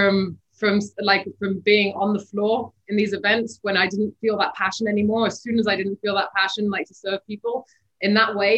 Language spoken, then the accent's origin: English; Bahrain; I grew up in Bahrain in the Middle East.